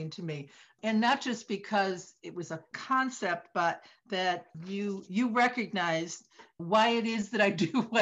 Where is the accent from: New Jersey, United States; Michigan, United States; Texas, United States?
Michigan, United States; Detroit; now in East Coast, United States; I grew up in Detroit in the Midwest